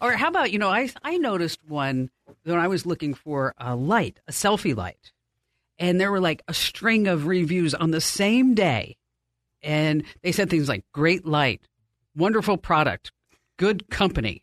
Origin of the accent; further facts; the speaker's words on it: New Jersey, United States; I'm from New Jersey